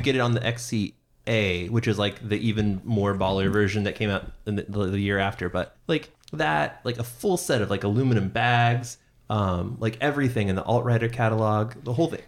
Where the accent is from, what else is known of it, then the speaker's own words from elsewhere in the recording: Seattle, Washington, United States; moved away; I come from Seattle